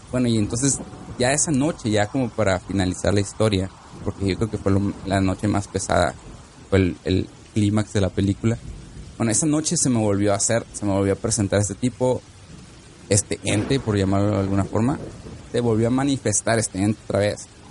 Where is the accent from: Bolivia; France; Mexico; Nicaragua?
Mexico; Tijuana, Baja California; moved away; la casa en la que yo vivía allá en Tijuana, en Baja California